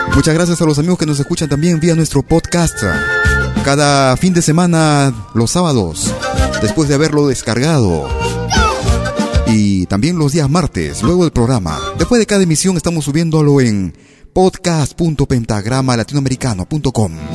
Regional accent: Peru; nuestro país, al Perú

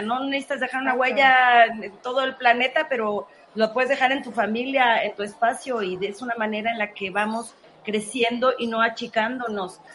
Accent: Mexico; como mexicanos

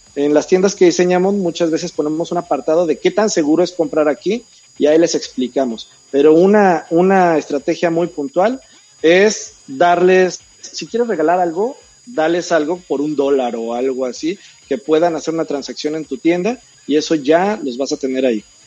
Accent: Mexico

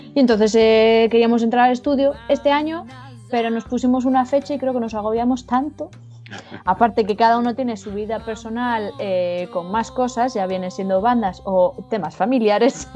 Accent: Ibi, Valencian Community, Spain; now in Galicia, Spain; mi corazoncito ibense

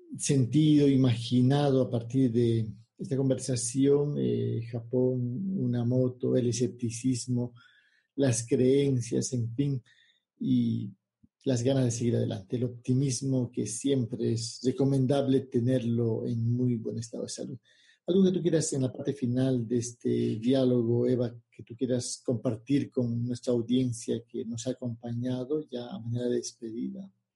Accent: Bolivia; yo nací en Bolivia

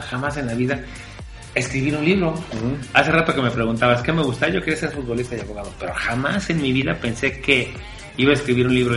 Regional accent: Mexico; en México tenemos historias

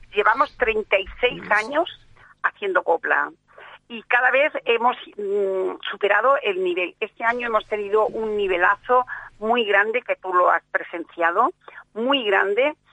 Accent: Seville, Andalusia, Spain; now in Catalonia, Spain; cuando llego a mi tierra, yo soy de Sevilla

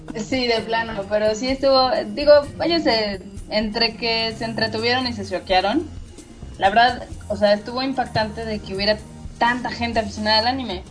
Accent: Mexico; como fan mexicano

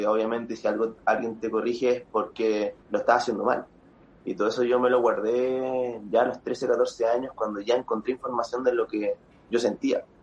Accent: Quilpué, Valparaíso, Chile; born there; ¿También en Villa en Quilpué, pues, sí.

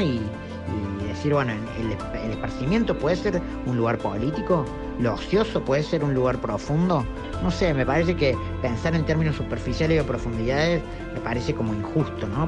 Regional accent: Córdoba, Argentina; soy artista y de Córdoba

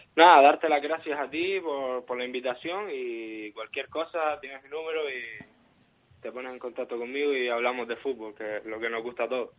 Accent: upper part of Schamann, probably Las Palmas de Gran Canaria, Canary Islands, Spain; yo soy de, de la zona alta de Yamán

